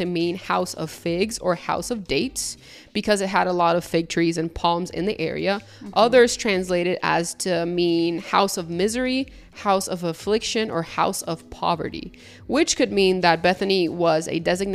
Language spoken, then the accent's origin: English; Puerto Rico; I'm from Puerto Rico, and then Puerto Rico is the island of enchantment